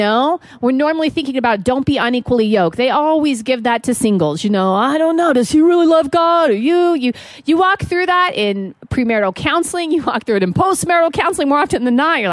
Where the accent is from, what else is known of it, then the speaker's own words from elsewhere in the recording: Montana, United States; I am from Montana